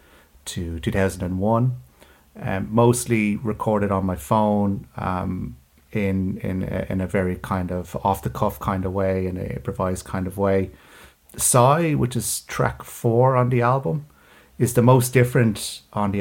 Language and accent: English; Dublin, Leinster, Ireland; also born or lived in London / Paris / Birmingham; I was born in Dublin, I grew up in Dublin, then spent a few years in London